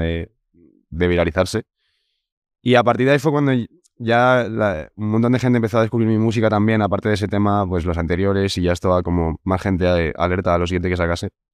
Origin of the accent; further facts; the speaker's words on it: Segovia, Castile and León, Spain; Somos de Segovia y al final nos conocemos mm. todos de toda la vida allí